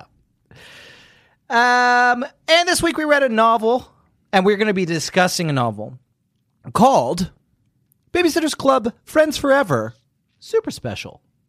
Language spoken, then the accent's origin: English; Fletching, South East England, United Kingdom; also born or lived in Brighton; The town of Fletching, just outside of Uckfield, is where I grew up.